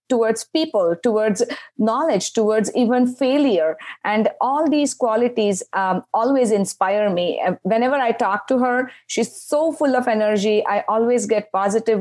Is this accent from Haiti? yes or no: no; India; moved away; I grew up in India.